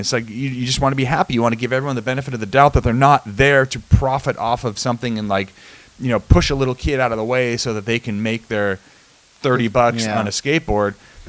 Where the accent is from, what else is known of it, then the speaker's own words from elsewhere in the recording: New England, United States; moved away; Growing up in New England